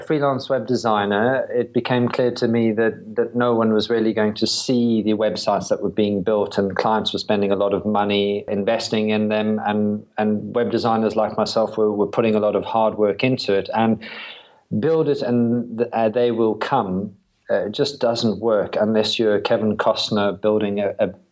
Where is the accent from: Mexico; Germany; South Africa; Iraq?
South Africa; moved away as an adult; also born or lived in London / Brighton; now in United Kingdom; I was born in South Africa